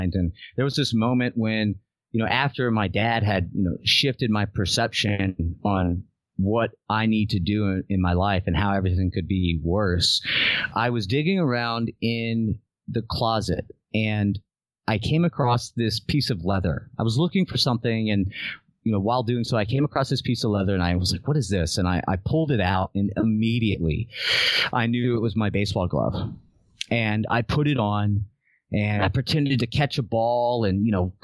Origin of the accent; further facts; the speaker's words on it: Southern Louisiana, United States; I'm from Southern Louisiana in the United States